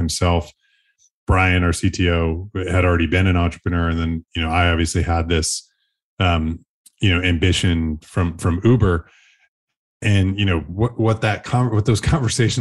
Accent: Buffalo, New York, United States; born and raised in Buffalo, New York

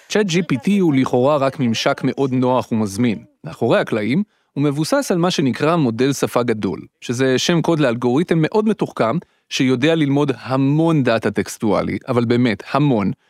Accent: Petah Tikva, Central District, Israel; היינו שני ילדים חנונים מפתח תקווה שמקליטים בשבת בבוקר תוכניות רדיו מומצאות

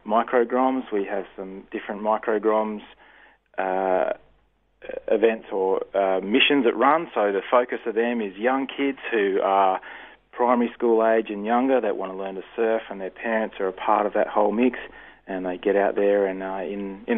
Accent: Busselton, Western Australia, Australia; It's in my hometown here and just in Busselton there.

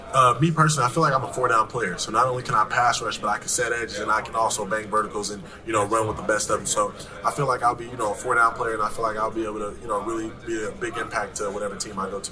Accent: Los Angeles, California, United States; growing up in South Central Los Angeles

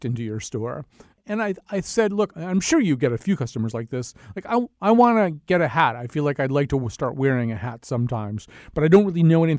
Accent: Hartford, Connecticut, United States; I'm from Hartford. We had a store very much like yours up here for many years

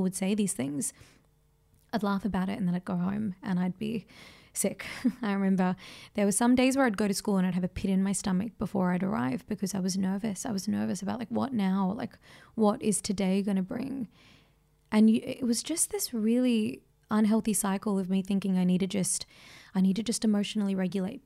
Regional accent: Australia; because of my ethnicity, it cost me being an Australian

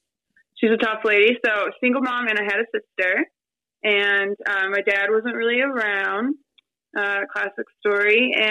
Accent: Detroit, Michigan, United States; So I was raised in Detroit. I love Detroit. Detroit's a great city.

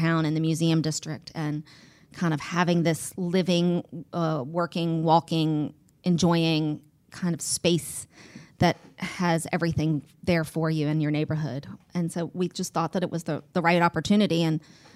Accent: Mechanicsville, Virginia, United States; also born or lived in Richmond, Virginia; I grew up in Mechanicsville

